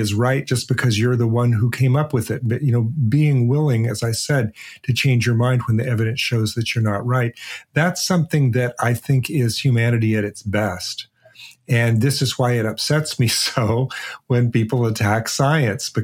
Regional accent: Portland, Oregon, United States; I grew up in Portland, Oregon.

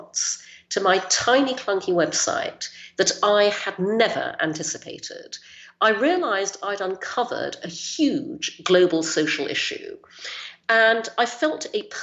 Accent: Brunei; also born or lived in United Kingdom; I was born in the UK, but when I was six, we moved to Brunei in Borneo, so I grew up there in Asia.

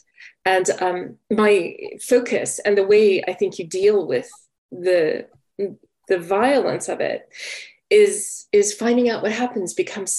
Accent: Texas, United States; moved away as an adult; also born or lived in Georgia; now in London, United Kingdom; I grew up in Texas.

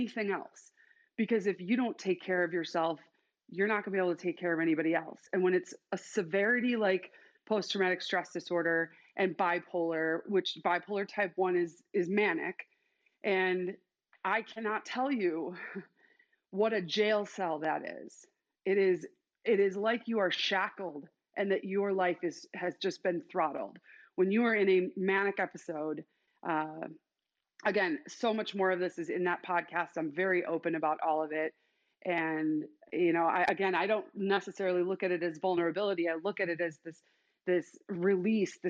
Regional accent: Chicago, Illinois, United States; now in Boise, United States; I'm actually from Chicago, but live in Idaho, still in culture shock

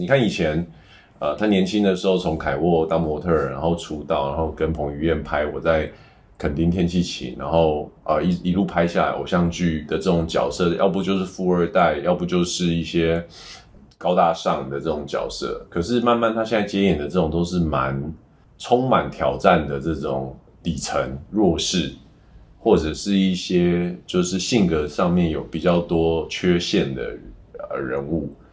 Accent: Taiwan; 我们台湾人都很熟悉的《阮经天》

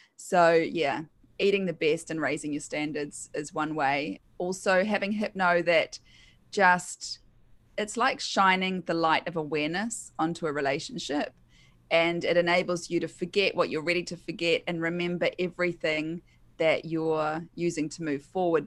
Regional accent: New Zealand; accent: Kiwi; also born or lived in United Kingdom / Queensland, Australia; now in Sunshine Coast, Australia; I'm a Kiwi, so that's my accent

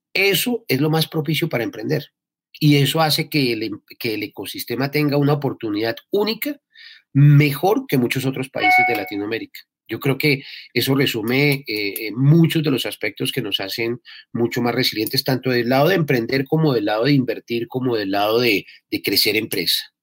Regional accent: Colombia; los, colombianos somos absolutamente guerreros

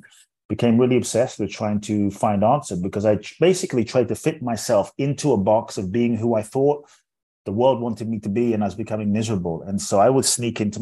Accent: London, United Kingdom; born or raised there; moved away; also born or lived in Ghana

